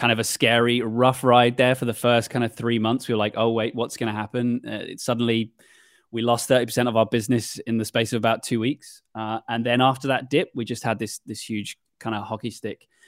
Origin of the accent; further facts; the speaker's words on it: United Kingdom; as a Brit